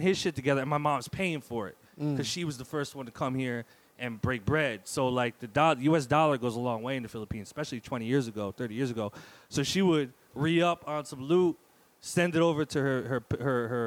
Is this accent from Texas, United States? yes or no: no; Newark, New Jersey, United States; also born or lived in Bloomfield, New Jersey / Bronx, New York; I grew up on Roseville Avenue in Newark